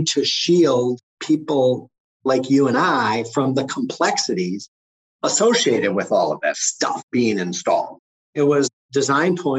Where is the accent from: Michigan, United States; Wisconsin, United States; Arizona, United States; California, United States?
Wisconsin, United States; Green Bay; I was raised in Green Bay, just a little bit over a mile from Lambeau Field